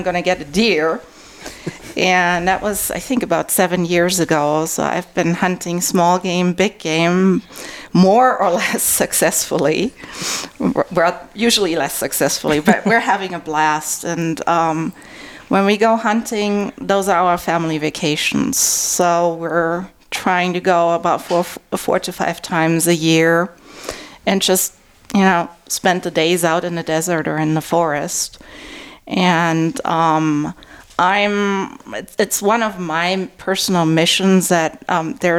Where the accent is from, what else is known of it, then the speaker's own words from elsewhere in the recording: Germany; now in Arizona, United States; I'm originally from Germany